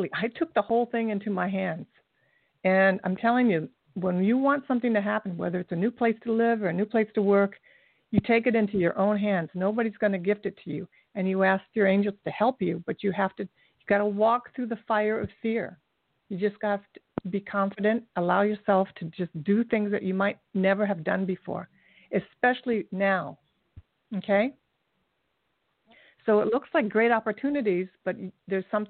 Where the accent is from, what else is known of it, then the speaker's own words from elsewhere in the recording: Kettering, Ohio, United States; I'm from Kettering, Ohio